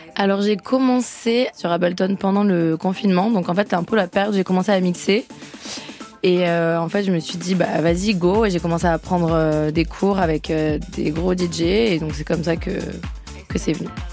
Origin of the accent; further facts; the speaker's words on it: the South, southern France, France; je viens du Sud